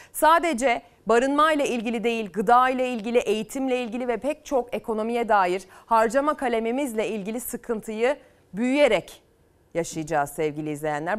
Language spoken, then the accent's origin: Turkish; Selçuk, İzmir, Turkey; İzmir Selçuk'a götüreceğim. Memleketim sayılır